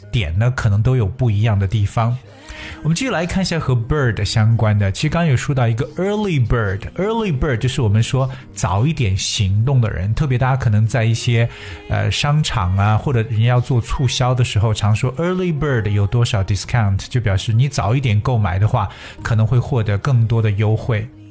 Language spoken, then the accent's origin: Chinese; China; 我们中国人